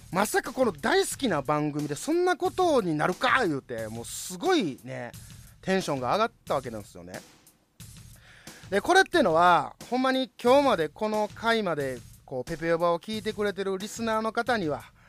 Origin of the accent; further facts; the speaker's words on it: Osaka, Japan; 同じ関西人大阪人として